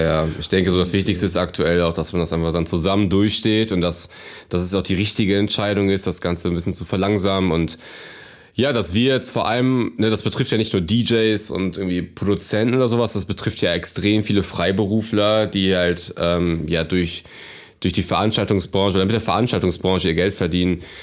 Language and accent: German; Cologne, North Rhine-Westphalia, Germany; ich komme aus der Kölner Innenstadt und ähm, bin hier auch groß geworden.